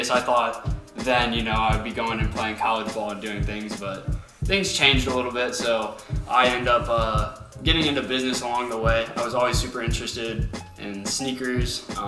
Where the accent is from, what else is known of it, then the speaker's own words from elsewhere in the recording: Lima, Ohio, United States; You know, as you guys heard already in my little introduction, we're from Lima, Ohio.